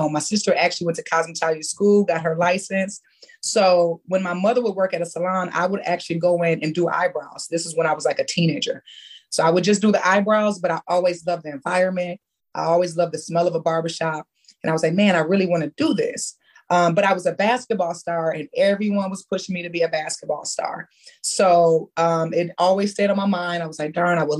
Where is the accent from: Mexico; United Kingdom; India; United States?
United States; Michigan; when I was growing up in Michigan